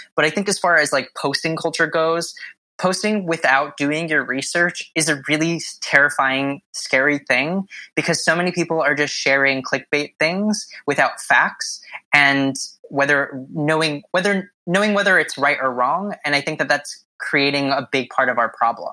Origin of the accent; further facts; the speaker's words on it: Southern California, United States; moved away as an adult; now in New York City, United States; I grew up in Southern California, born and raised